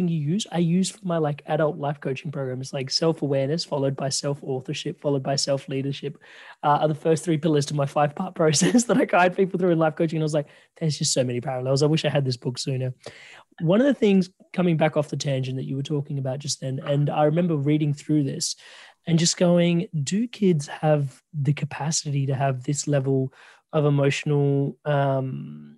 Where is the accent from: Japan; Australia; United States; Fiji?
Australia; Adelaide, South Australia; now in Victoria, Australia; I'm from Adelaide.